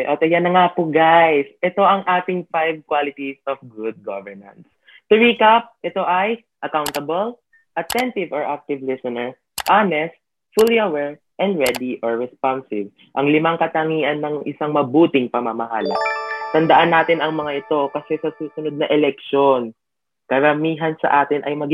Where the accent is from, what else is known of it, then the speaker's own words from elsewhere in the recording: Philippines; before we became students, we are Filipinos.